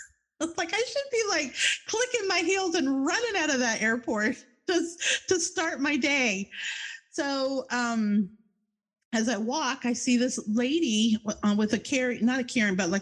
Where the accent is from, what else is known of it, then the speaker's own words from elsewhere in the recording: New Jersey, United States; now in Florida, United States; we come from New Jersey, which is just over the river from Philadelphia